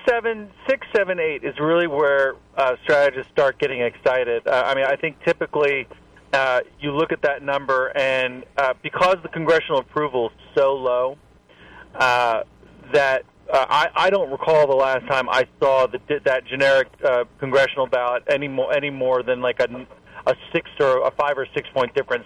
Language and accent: English; Columbia, South Carolina, United States; I'm from Columbia